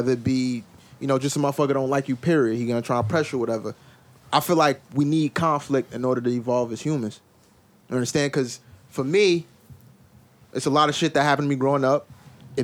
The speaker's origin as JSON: {"language": "English", "town": "Paterson", "region": "New Jersey", "country": "United States", "tie": "born or raised there", "said": "all of us here, we grew up in Patterson."}